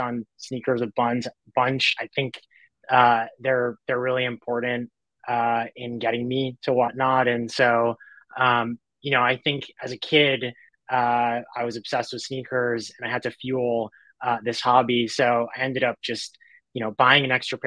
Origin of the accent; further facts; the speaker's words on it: New York, United States; now in Los Angeles, United States; I'm originally from New York. I live